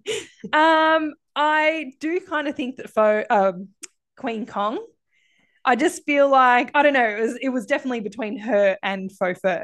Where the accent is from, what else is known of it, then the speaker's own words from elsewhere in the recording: Australia; being an Aussie